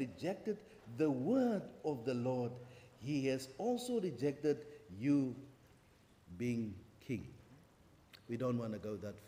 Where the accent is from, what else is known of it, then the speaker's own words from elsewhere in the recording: Kimberley, Northern Cape, South Africa; now in Cape Town, South Africa; I'm from Kimberley.